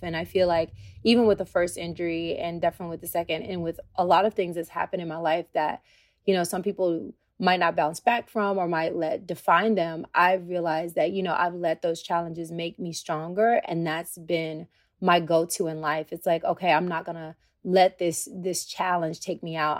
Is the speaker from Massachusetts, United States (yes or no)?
no; Tennessee, United States; moved away; I'm a country girl. I'm from Tennessee